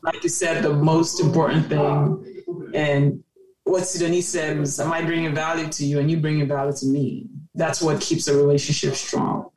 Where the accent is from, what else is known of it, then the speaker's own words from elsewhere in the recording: Cameroon; moved away as an adult; also born or lived in Maryland, United States / Baltimore, United States; now in United States; born and raised in Cameroon specifically Day till age 18 and moved to the US